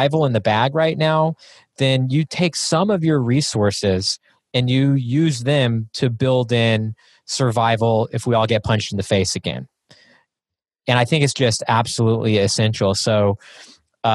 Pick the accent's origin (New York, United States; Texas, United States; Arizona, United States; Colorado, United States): Texas, United States; I grew up in Texas, so it's in my upbringing